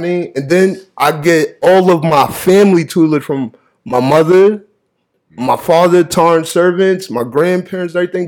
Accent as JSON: {"language": "English", "town": "Springfield", "region": "Massachusetts", "country": "United States", "tie": "born or raised there", "also_born_or_lived": "Jersey City, New Jersey / Pennsylvania", "said": "I grew up in Springfield, Massachusetts. I'm born in Jersey City"}